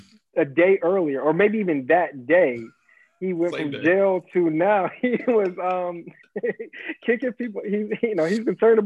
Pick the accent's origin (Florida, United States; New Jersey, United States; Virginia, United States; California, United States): Virginia, United States; I'm from Virginia